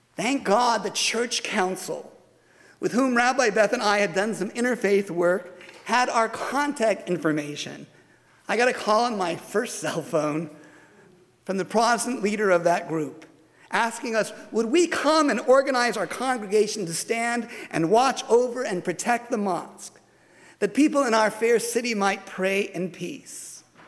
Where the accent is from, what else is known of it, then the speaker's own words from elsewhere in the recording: United States; as an American Jew